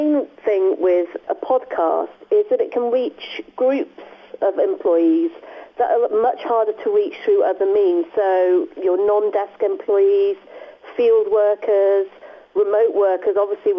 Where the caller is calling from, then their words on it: Leamington Spa, West Midlands, United Kingdom; I am in Leamington Spa. I would like to say sunny Leamington Spa, but it is really quite miserable here.